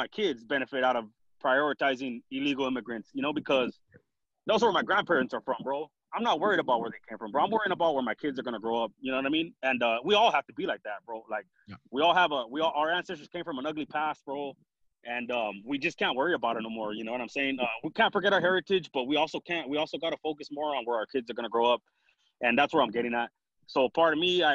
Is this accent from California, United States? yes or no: yes; Watsonville, California, United States; I'm from Watsonville, California. It's like the middle, northern middle California